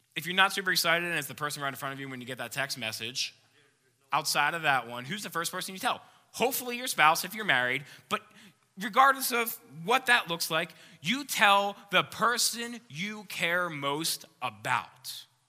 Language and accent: English; Philadelphia, Pennsylvania, United States; moved away; I grew up just outside of Philadelphia, Pennsylvania. That's where I'm from.